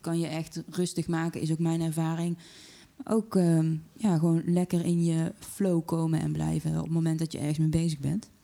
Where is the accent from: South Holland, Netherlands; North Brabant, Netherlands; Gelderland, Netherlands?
North Brabant, Netherlands; Tilburg; accent: Brabant, soft G; ik ben in Tilburg geboren en dat kun je wel horen hè, door de zachte G.